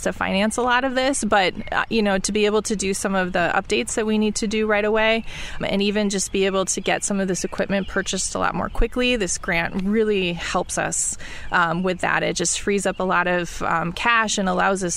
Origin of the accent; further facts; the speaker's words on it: Mount Horeb, Wisconsin, United States; I grew up in Mount Horeb, so we're close to my home